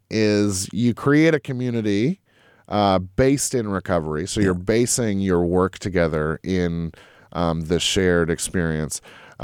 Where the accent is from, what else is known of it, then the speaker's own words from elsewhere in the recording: Lexington, Massachusetts, United States; I grew up in Lexington, Mass. My parents worked for the post office.